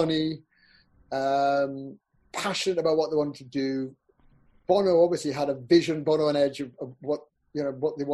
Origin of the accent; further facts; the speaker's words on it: Peterlee, North East England, United Kingdom; also born or lived in Newcastle; I grew up in Peterlee